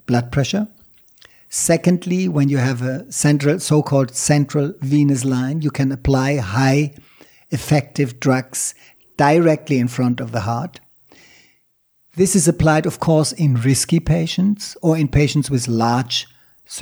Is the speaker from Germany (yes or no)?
yes; Germany; moved away; also born or lived in Thailand; my home country, Germany